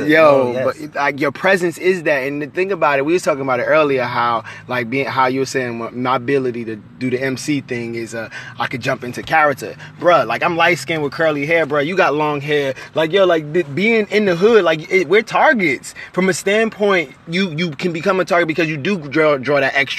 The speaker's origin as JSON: {"language": "English", "town": "Newark", "region": "New Jersey", "country": "United States", "tie": "born or raised there", "moved": "yes", "lives_now": "Richmond, United States", "said": "I grew up in the hood. I'm from Newark, New Jersey"}